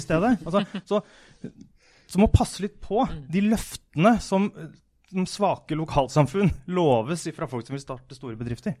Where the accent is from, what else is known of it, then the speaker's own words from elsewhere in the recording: Askim, Østfold, Norway; Jeg kommer fra Askim, som hadde en gummivarefabrikk fra 1920 til 1990 omtrent.